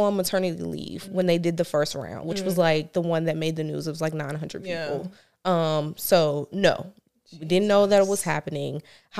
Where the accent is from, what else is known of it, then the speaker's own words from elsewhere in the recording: South Carolina, United States; moved away; I'm originally from South Carolina, but I've been here for quite some time now.